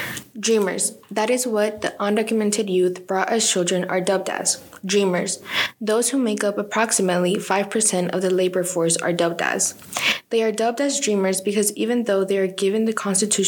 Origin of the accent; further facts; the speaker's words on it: Texas, United States; also born or lived in Veracruz, Mexico; I was born in Veracruz, Mexico, but was raised in Texas